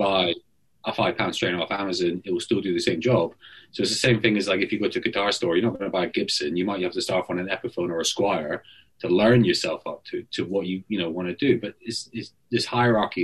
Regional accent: Scotland, United Kingdom; I'm Scottish.

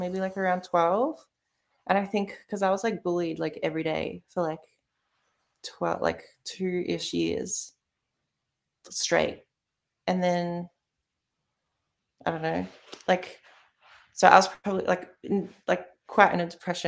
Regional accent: Melbourne, Victoria, Australia; I grew up in Melbourne. I haven't I haven't lived anywhere else

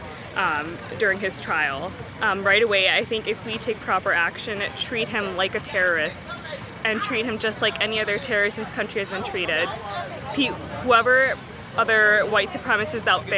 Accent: Amherst, New York, United States; I'm from Amherst, New York

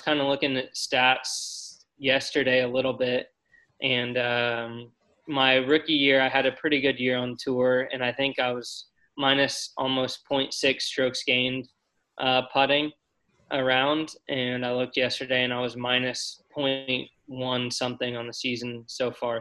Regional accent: Columbus, Indiana, United States; I loved growing up in Indiana

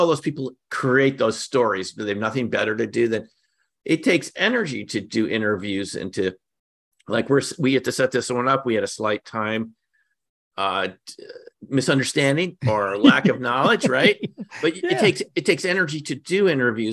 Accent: New York City, New York, United States; I grew up in the New York City area

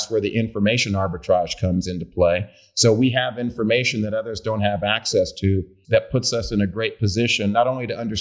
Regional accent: Oakland, California, United States; also born or lived in Hampton, Virginia; I'm from Oakland, grew up, born and raised in Oakland, California

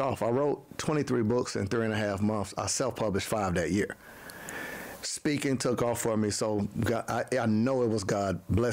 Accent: Panama City, Florida, United States; now in Atlanta, United States; I'm from Panama City, Florida, a little small town in Tallahassee

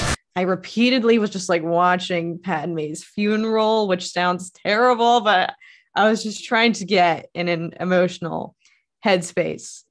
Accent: Philadelphia area, Pennsylvania, United States; I grew up in the Philadelphia area and went to Temple

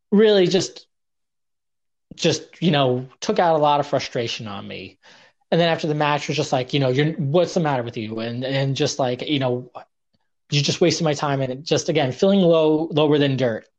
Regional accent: New York, United States; also born or lived in Oregon; growing up in New York

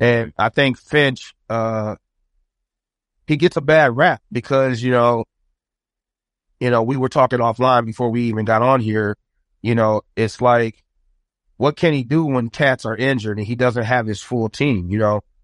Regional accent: Saint Paul, Minnesota, United States; I am born and raised in Saint Paul, Minnesota.

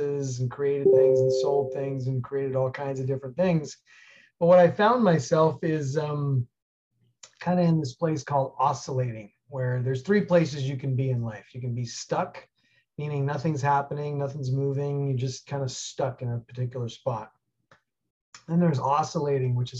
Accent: New York City, New York, United States; moved away; I grew up in New York City and got out of there about 1984 to head west to the ski hills

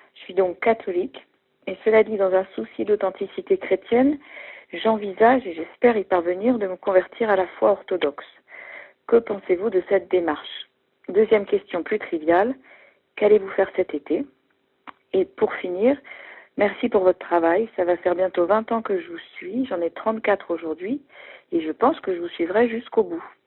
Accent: France; je suis française

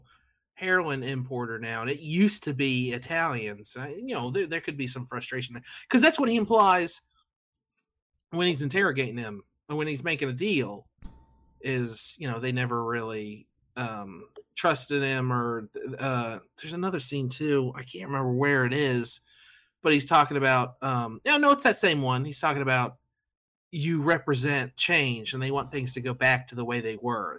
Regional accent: Long Island, New York, United States; I'm from Long Island over here

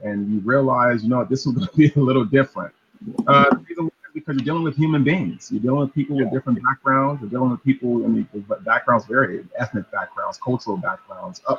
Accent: Los Angeles, California, United States; I grew up in South Los Angeles

